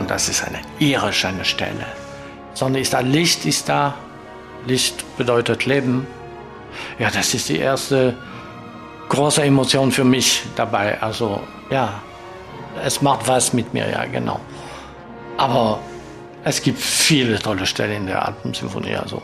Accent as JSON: {"language": "German", "town": "Marseille", "region": "Provence-Alpes-Côte d'Azur", "country": "France", "tie": "born or raised there", "also_born_or_lived": "Stuttgart / Essen", "accent": "French", "second_language": "German", "moved": "as an adult", "said": "Ich bin in Frankreich geboren. Ich bin in Marseille geboren, am Mittelmeer"}